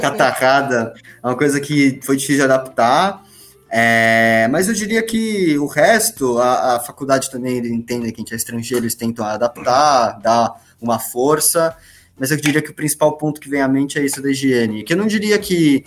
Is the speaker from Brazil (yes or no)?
yes; Brazil; moved away; a gente, como brasileiro